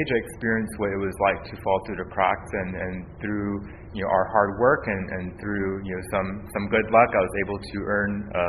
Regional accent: South San Francisco, California, United States; I was born and raised in South San Francisco to a working class family. Father was a FedEx worker, my mother, Taiwanese immigrant

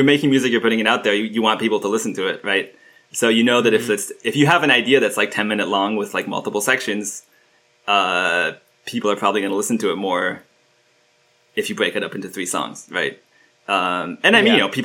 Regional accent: Istanbul, Turkey; I grew up in Istanbul. My dad is Turkish and my mom is American

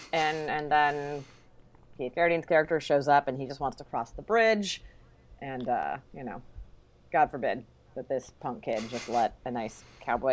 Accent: Sacramento, California, United States; growing up in Sacramento

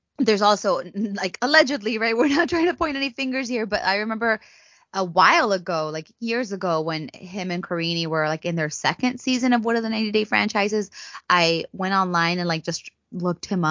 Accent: United States

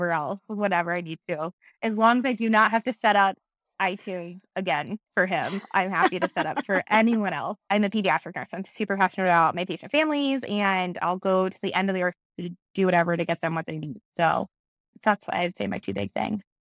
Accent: Springfield, Ohio, United States; moved away as an adult; now in Columbus, United States; I am in Columbus, Ohio. I'm originally from Springfield, Ohio, and then I moved here after college.

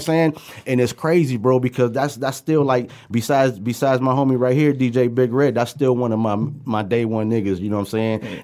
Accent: Pontiac, Michigan, United States; born or raised there; also born or lived in New York / Puerto Rico

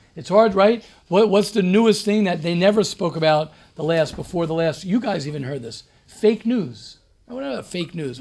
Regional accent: United States; moved away; also born or lived in Israel; I'm American, more American than everybody here

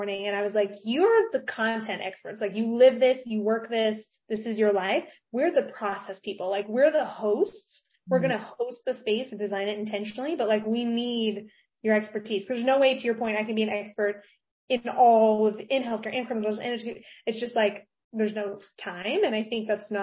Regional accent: Arkansas, United States; now in California, United States; I'm based in California right now, but I was raised in Arkansas

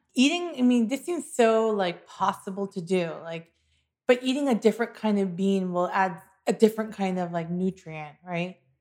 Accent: United States; as an American

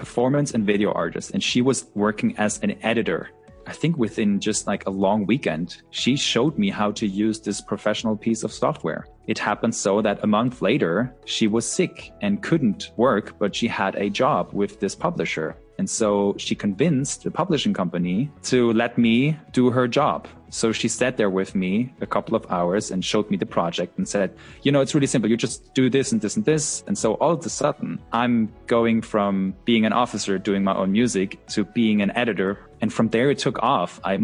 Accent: Husum, Schleswig-Holstein, Germany; I was born in the northernmost part of Germany, a town called Husum

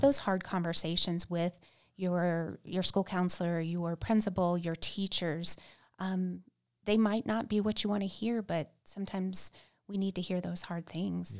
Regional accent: Central Florida, United States; moved away as an adult; now in Casper, United States; We're originally from Central Florida

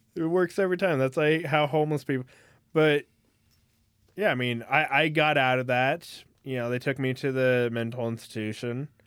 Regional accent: California, United States; moved away; I grew up in California

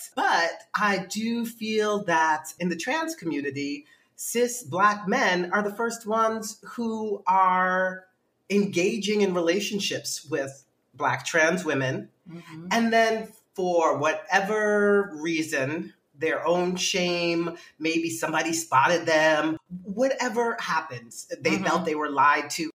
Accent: New York City, New York, United States; also born or lived in Bronx / Brooklyn; I am from New York City, born in the Bronx, grew up in Manhattan, and uh, now I live in Brooklyn.

